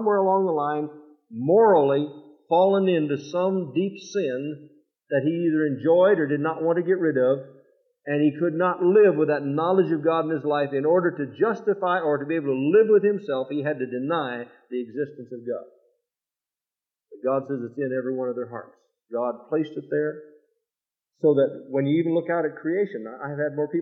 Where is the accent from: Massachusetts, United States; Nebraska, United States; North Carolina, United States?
Nebraska, United States; Fremont; moved away; also born or lived in St. Paul, Minnesota; I left Fremont, Nebraska and went to St. Paul, Minnesota